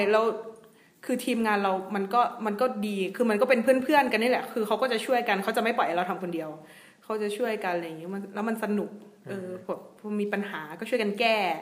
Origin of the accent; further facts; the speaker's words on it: Isan, Thailand; also born or lived in Phetchaburi; ด้วยความที่เราเป็นลูกอีสานแท้ ๆ เลยเนาะ